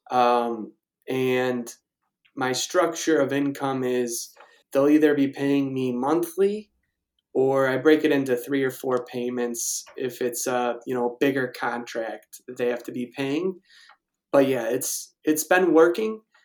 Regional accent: Naperville, Illinois, United States; now in Evergreen Park, United States; I'm originally from Naperville

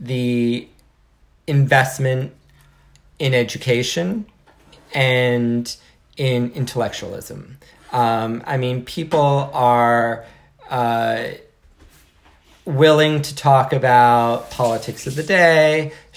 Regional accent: New Jersey, United States; growing up in New Jersey and, you know, being so close to New York City

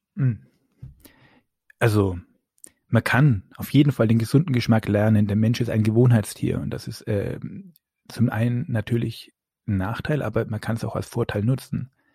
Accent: Upper Franconia, Bavaria, Germany; ich bin ein Franke

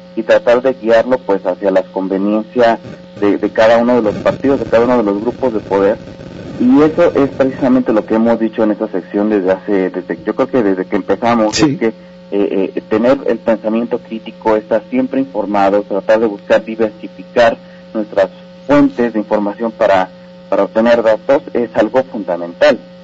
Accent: Mexico; como propio ciudadano como propio mexicano

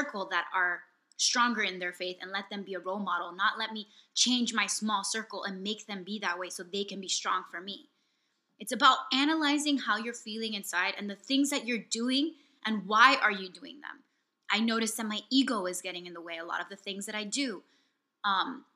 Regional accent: Miami, Florida, United States; I'm from Miami

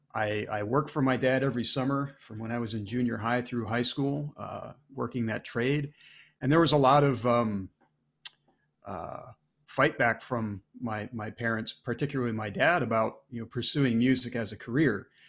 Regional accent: Maine, United States; moved away; I grew up in Maine

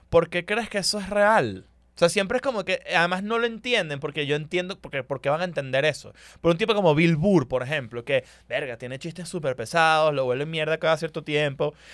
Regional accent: Hermosillo, Sonora, Mexico; También vengo de Hermosillo

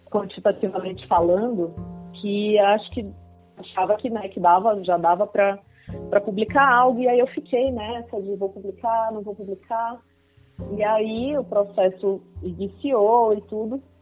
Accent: Belém, Pará, Brazil; eu sou de Belém

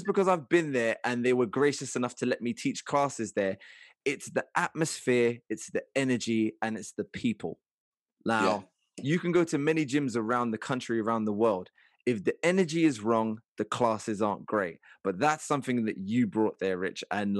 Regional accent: Liverpool, North West England, United Kingdom; someone who's from my hometown of Liverpool.

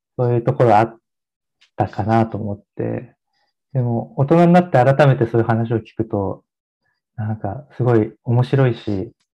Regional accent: Odawara, Kanagawa, Japan; moved away; 僕の実家は神奈川県の小田原市っていうところなんですけ

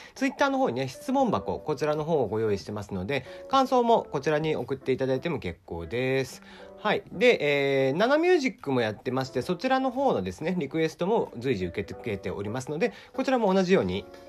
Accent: Kyushu, Japan

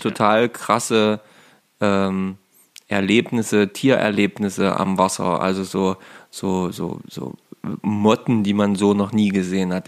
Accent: Saxony-Anhalt, Germany; hier in, äh, bei uns in Sachsen-Anhalt

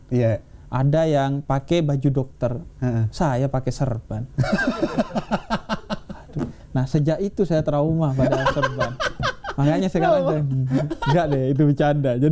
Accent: Bondowoso, East Java, Indonesia; saya tuh di kampung saya di Jawa Timur di Bondowoso

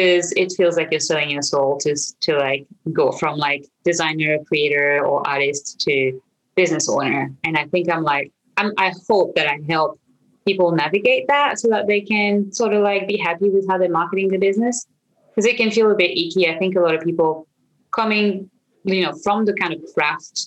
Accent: France; accent: French; English is a second language; now in Australia; I'm originally from France. You might hear this weird accent I have. Living in Australia

